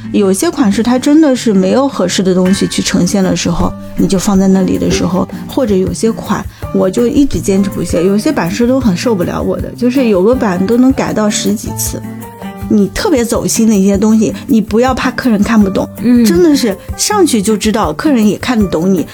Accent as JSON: {"language": "Chinese", "country": "China", "tie": "born or raised there", "said": "我是土生土长的一个中国人"}